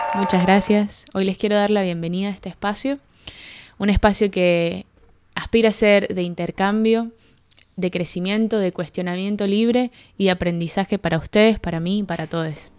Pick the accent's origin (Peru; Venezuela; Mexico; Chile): Venezuela; Mérida; moved away as an adult; now in Buenos Aires, Argentina; Yo soy de Mérida, Venezuela, nací hace veintiséis años y tengo cinco años viviendo en Argentina.